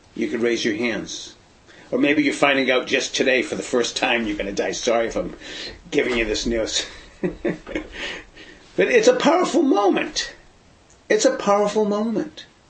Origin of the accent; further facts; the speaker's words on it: Boston, Massachusetts, United States; moved away; also born or lived in San Francisco Bay Area, California; growing up in the Boston area in Brighton